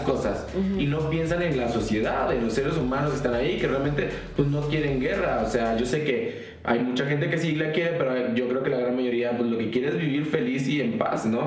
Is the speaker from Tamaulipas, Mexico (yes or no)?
yes; Tamaulipas, Mexico; nosotros somos de Tamaulipas